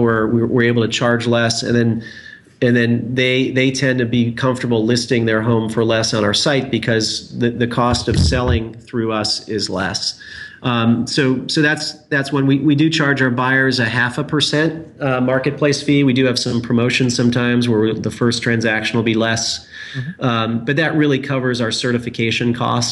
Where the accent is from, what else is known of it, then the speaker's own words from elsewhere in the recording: Indiana, United States; I'm from Indiana, so I have an affection for Indianapolis and Indiana in general.